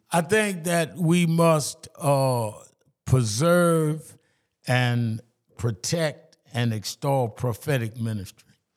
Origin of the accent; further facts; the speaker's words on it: New York City, New York, United States; when I was growing up in Brooklyn